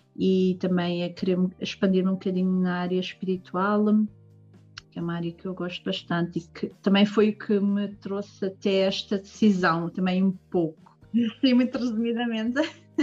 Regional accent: Portugal; now in Germany; Portugal, não é? Que é o meu país de origem

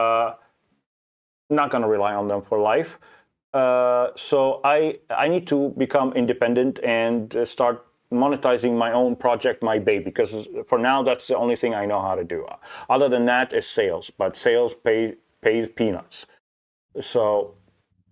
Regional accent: Lebanon; I am from Lebanon

